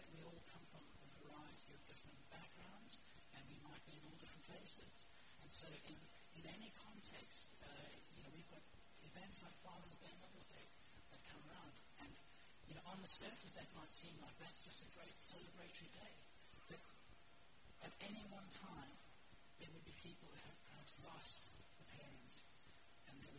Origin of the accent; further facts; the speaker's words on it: South Africa; moved away; I grew up in South Africa, which is why I talk from the accent